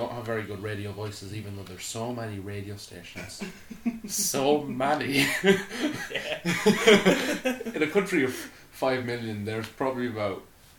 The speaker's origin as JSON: {"language": "English", "country": "Ireland", "said": "Grand, we say grand a lot because we're so Irish."}